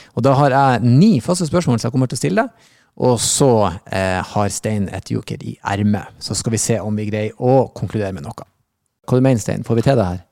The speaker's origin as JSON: {"language": "Norwegian", "region": "Northern Norway", "country": "Norway", "tie": "born or raised there", "moved": "yes", "said": "jeg vokste opp i Nord-Norge"}